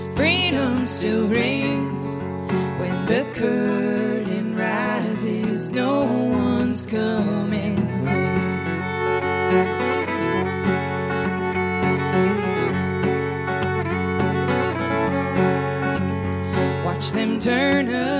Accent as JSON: {"language": "English", "town": "Grand Rapids", "region": "Michigan", "country": "United States", "tie": "born or raised there", "also_born_or_lived": "St. Louis", "moved": "as an adult", "said": "I grew up around Grand Rapids, Michigan"}